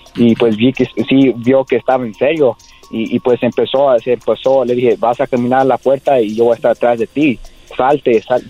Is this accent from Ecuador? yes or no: no; Whittier, California, United States; yo nací aquí en ah, California, Los Ángeles, eh, en, la ciudad de Whittier